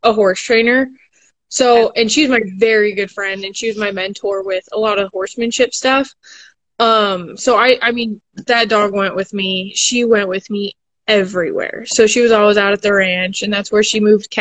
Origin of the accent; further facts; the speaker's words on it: Lakewood, Colorado, United States; moved away as an adult; also born or lived in Montana; now in Kentucky, United States; I am originally from Denver. Well, right outside Denver, Lakewood, Colorado